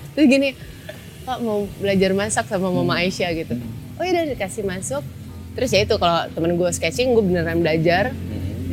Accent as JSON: {"language": "Indonesian", "region": "Jakarta", "country": "Indonesia", "tie": "born or raised there", "also_born_or_lived": "Surabaya / Solo", "said": "Lahir di Surabaya tapi besar di Jakarta"}